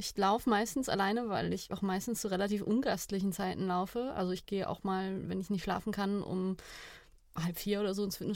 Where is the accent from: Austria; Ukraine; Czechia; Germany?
Germany; Freiburg, Baden-Württemberg; Ich komme aus Freiburg